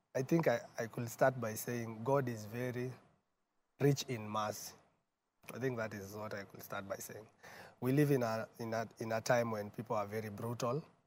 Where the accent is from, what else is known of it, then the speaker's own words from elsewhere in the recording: Nairobi, Kenya; also born or lived in Embu / Murang'a; born and bred in Nairobi